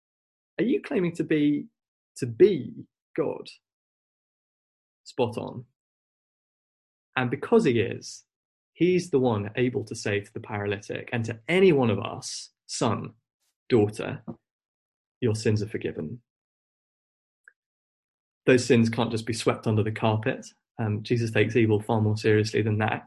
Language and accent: English; Wolverhampton, West Midlands, United Kingdom; I grew up in Wolverhampton, where my family